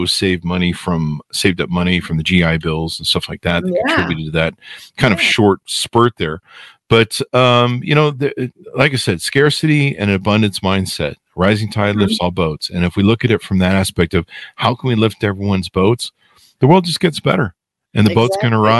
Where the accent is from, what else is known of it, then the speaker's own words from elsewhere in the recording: United States; I'm American.